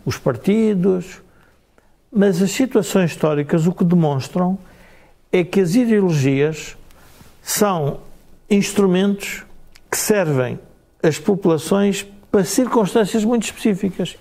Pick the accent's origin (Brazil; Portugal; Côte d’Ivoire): Portugal